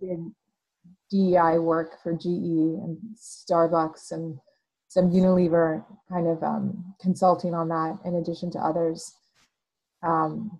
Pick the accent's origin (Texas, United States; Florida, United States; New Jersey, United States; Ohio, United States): Texas, United States; El Paso; moved away as an adult; now in Austin, United States; I grew up in El Paso, Texas. I came to Austin through school